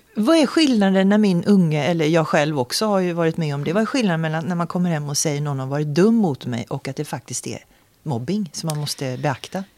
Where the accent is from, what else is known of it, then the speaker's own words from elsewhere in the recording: Sweden; jag blir stolt både som svensk